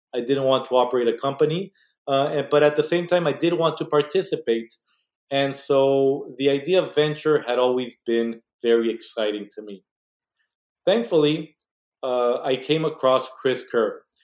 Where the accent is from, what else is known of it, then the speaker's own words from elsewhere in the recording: Mexico; moved away as an adult; now in United States; I was born and raised in Mexico